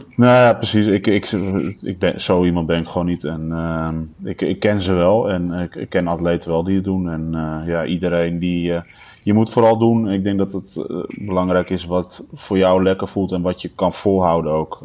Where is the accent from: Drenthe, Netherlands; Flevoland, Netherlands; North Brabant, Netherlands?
Flevoland, Netherlands; Almere; ik ben vanaf mijn eh, eh, jongste jeugd opgegroeid in Almere.